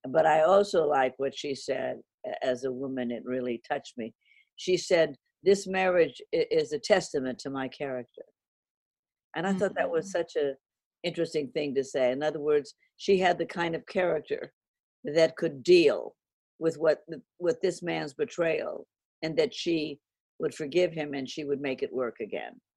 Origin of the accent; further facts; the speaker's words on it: Los Angeles, California, United States; I grew up in Hollywood where everybody was an actor, a writer, a director